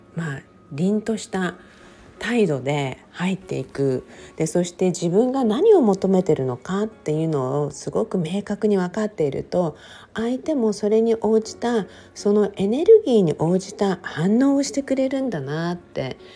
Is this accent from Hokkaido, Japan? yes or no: no; Okinawa, Japan; 私、沖縄生まれ沖縄育ちって書いてるじゃない